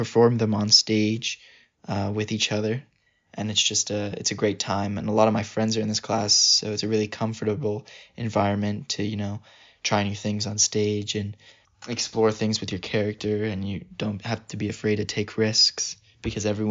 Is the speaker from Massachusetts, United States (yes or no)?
no; Denville, New Jersey, United States; I'm from Denville, New Jersey.